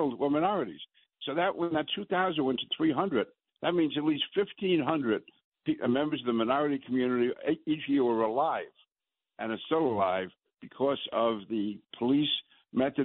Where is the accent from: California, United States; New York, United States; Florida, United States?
New York, United States; I'm a New Yorker